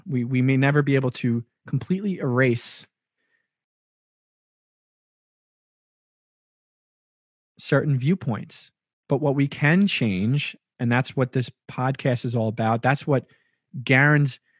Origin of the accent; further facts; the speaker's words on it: Long Island, New York, United States; as a young white man growing up in Long Island and learning so much about Long Island's culture here in New York